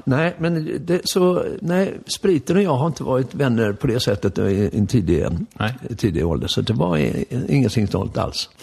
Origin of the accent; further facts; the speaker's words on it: Stockholm, Stockholm County, Sweden; also born or lived in Lidingö; jag föddes ju här på eh, Vallalavägen, Stockholms privata förlossningshem.